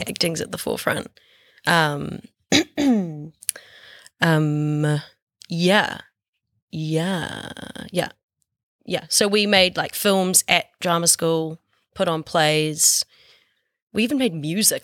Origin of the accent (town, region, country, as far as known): Dunedin, Otago, New Zealand; accent: Southland/Otago rolled R; moved away